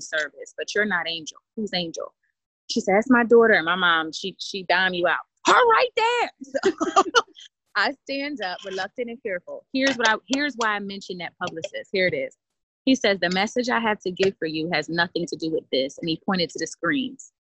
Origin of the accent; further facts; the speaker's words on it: Camden, New Jersey, United States; moved away as an adult; I'm from Camden, New Jersey. Um, relocated once I graduated from high school